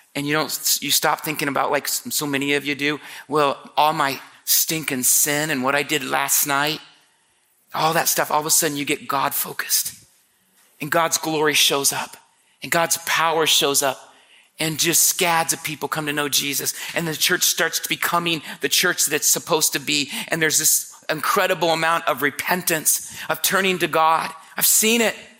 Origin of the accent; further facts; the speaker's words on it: Marion, Indiana, United States; I was born and raised in Marion, Indiana. I was a street kid